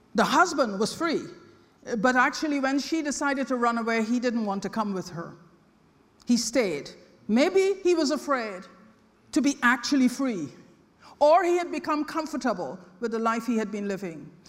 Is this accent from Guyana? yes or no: yes; Guyana; I was born in British Guyana